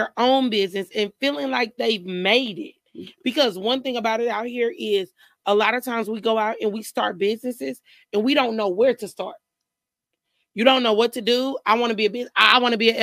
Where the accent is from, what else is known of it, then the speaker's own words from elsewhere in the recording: Indianapolis, Indiana, United States; moved away as an adult; also born or lived in Illinois; now in Houston, United States; I'm originally from Indianapolis, but my family's from Denver, Illinois